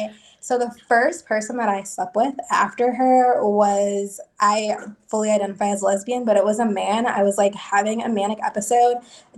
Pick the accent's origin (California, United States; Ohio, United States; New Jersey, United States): New Jersey, United States; now in Kentucky, United States; I live in the beautiful state of Kentucky. Not from here, though. I'm from New Jersey. I'm an East Coast girl.